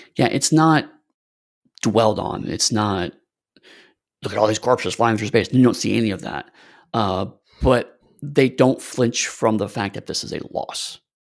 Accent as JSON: {"language": "English", "country": "United States", "said": "as American"}